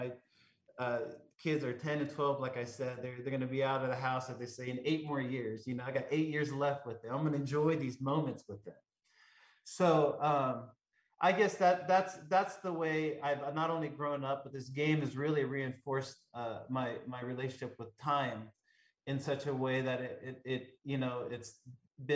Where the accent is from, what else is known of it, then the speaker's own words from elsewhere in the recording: Southern California, United States; growing up in Southern California